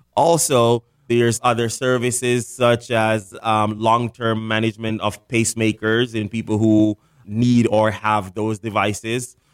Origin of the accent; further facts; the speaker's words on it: Jamaica; moved away as an adult; also born or lived in Fort Lauderdale, Florida / Washington, D.C. / Jacksonville, Florida / Arizona; now in South Florida, United States; I was actually born and raised in Jamaica. I moved to America right after high school.